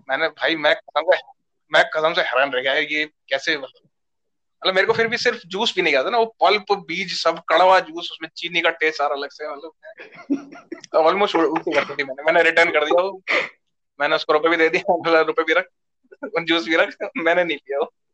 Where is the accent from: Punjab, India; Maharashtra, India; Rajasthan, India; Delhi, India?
Delhi, India; मैं दिल्ली से हूँ तेरे को पता ही हम दोनों दिल्ली से ही हैं